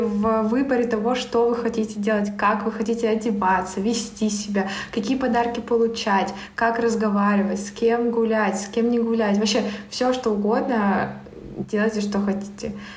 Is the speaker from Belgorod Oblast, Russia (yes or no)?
no; Barnaul, Altai Krai, Russia; moved away as an adult; also born or lived in Irkutsk; мой родной город Барнаул